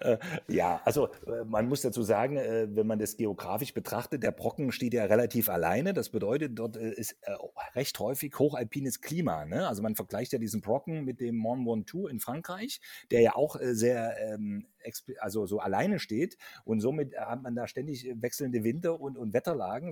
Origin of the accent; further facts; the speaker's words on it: Central Germany, Germany; bei uns in Mitteldeutschland